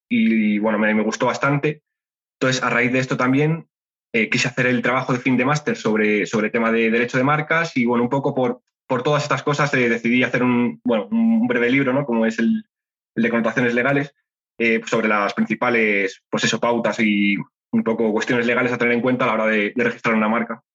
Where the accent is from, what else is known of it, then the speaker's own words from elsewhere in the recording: Spain; soy español